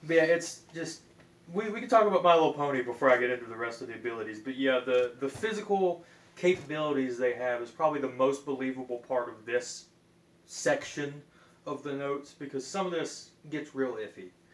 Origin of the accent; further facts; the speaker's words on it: Appalachian Mountain regions, United States; I grew up in the Appalachian Mountain regions